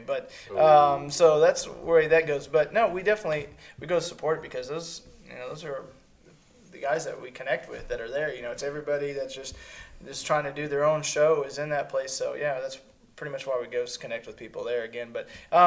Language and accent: English; Arkansas, United States; we're from Arkansas, so we say Huntin'